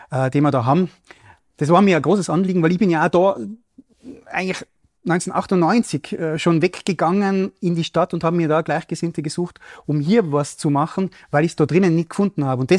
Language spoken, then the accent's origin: German; Matrei, Tyrol, Austria; Ich habe ein zweites Projekt im Wipptal, ich komme ja aus dem Raum Matrei äh, am Start